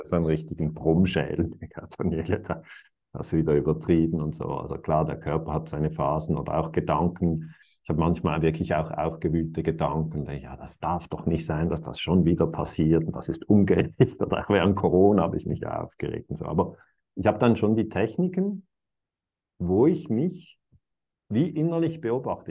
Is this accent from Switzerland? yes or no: yes; Switzerland; für mich als Schweizer